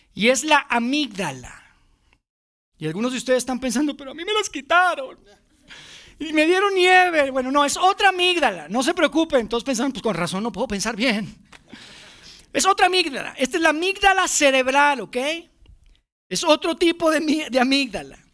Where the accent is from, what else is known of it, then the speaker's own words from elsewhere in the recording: Monterrey, Nuevo León, Mexico; now in Mexico City, Mexico; Mi familia y yo somos de Monterrey, somos los únicos que vivimos fuera